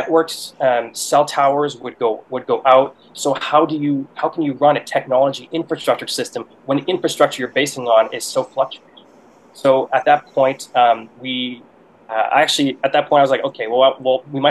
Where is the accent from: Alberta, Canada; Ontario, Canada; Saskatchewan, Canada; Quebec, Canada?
Ontario, Canada; Ottawa; moved away as an adult; also born or lived in Montreal, Canada / Ethiopia / Taipei, Taiwan / Boston, United States; I'm originally from Canada, from Ottawa, which is the nation's capital over here